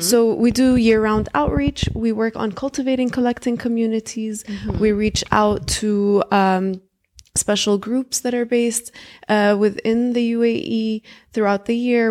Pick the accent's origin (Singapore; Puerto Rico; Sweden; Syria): Syria; now in Dubai, United Arab Emirates; I'm originally from Syria